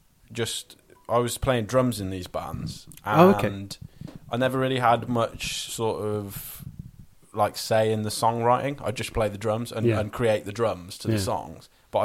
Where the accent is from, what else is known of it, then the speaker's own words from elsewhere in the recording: Pershore, West Midlands, United Kingdom; I'm from Pershore.